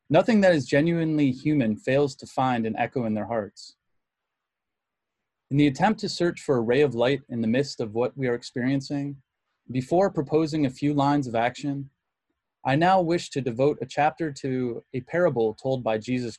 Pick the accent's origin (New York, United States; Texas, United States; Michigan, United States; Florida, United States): Michigan, United States; Muskegon; The Catholic church I went to growing up in Muskegon, Michigan was called St. Francis de Sales